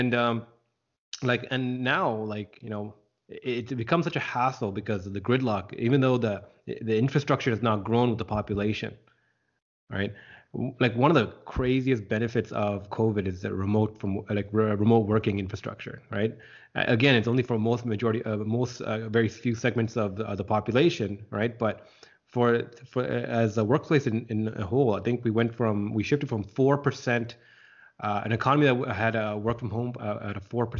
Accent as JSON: {"language": "English", "town": "Scarborough", "region": "Ontario", "country": "Canada", "tie": "born or raised there", "said": "I grew up in Scarborough, and I can definitely see that problem."}